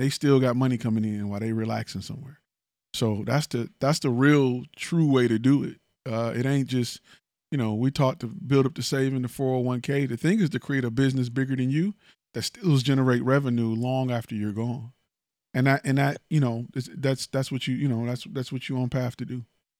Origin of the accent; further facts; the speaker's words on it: Northeast, United States; now in Houston, United States; I'm from Northeast, so my idea of certain stuff is a little different, but still good food.